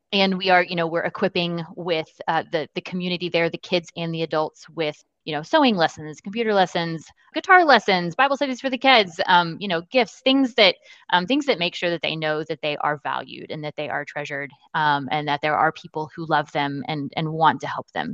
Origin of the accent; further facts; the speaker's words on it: Austin, Texas, United States; moved away as an adult; now in San Antonio, United States; I'm originally from Austin, where I was born and raised